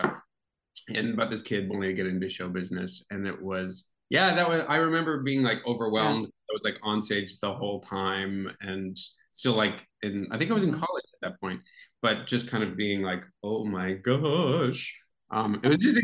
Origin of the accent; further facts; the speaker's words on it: Toronto, Ontario, Canada; moved away as an adult; also born or lived in United States; Toronto's my hometown